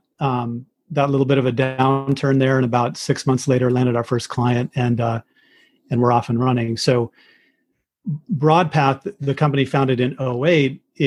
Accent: Arizona, United States; moved away as an adult; also born or lived in Michigan / Chicago; I'm from Arizona initially, where I live now

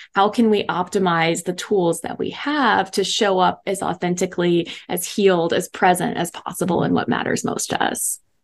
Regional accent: East Coast, United States; moved away as an adult; also born or lived in Dallas, Texas; I was from the East Coast

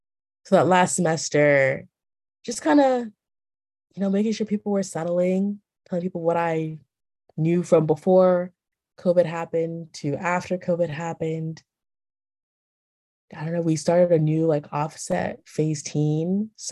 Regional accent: Texas, United States; I started off as a volunteer my freshman year because like I came from Texas. I don't know this community.

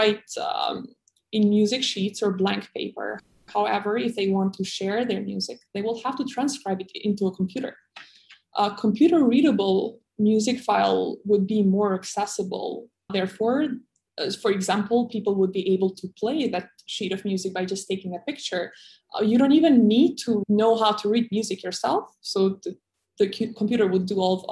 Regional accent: Kosovo; moved away as an adult; also born or lived in Taiwan; I was born in Kosovo, which is in the Balkans in Europe

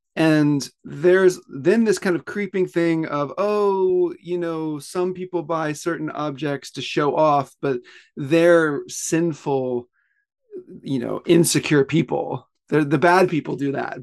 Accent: Pensacola, Florida, United States; moved away as an adult; now in Tokyo, Japan; I grew up in the South, mostly in Pensacola, Florida

